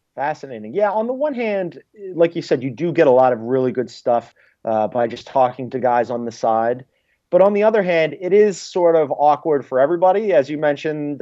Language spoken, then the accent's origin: English; Philadelphia, Pennsylvania, United States; I'm from Philly